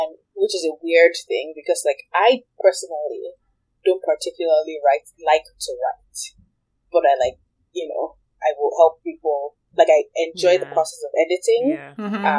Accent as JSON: {"language": "English", "country": "Nigeria", "tie": "born or raised there", "moved": "as an adult", "said": "I grew up in Nigeria, but I went away to college"}